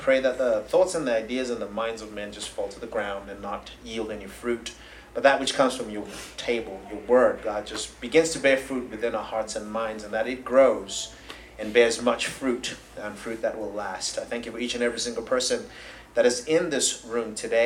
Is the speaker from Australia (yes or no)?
no; Zimbabwe; moved away as an adult; also born or lived in Tulsa, Oklahoma; now in United States; I'm originally from Zimbabwe in Southern Africa. I came here in 2005